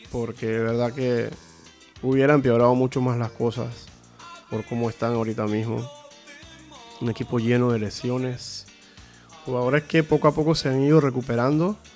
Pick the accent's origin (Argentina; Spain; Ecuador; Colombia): Spain; Catalonia; Ah, yo, no, yo soy, un, catalán de estos que soy.